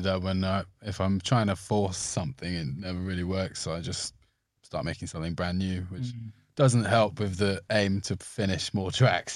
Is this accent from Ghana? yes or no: no; Somerset, South West England, United Kingdom; growing up in Somerset